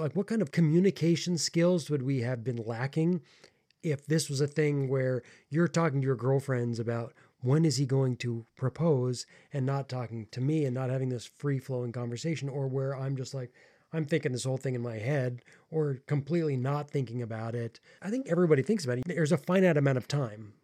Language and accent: English; United States; I am American